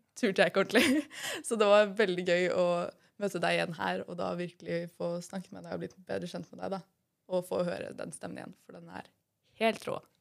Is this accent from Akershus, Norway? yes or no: yes; Son, Akershus, Norway; jeg kommer fra Son.